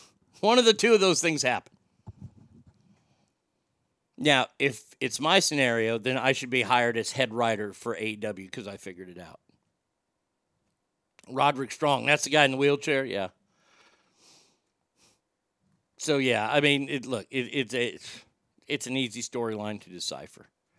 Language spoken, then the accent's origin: English; Dallas, Texas, United States; also born or lived in Garland, Texas; now in Rockwall, United States; I grew up in Dallas, Texas.